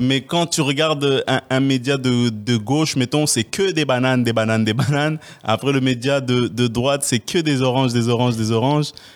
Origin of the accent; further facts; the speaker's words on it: Quebec, Canada; on est chanceux en tant que Québécois